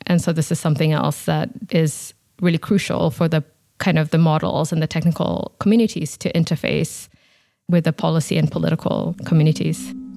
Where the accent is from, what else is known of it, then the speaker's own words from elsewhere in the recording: Nairobi, Kenya; moved away; I'm originally from Nairobi in Kenya, so I'm, I'm from Africa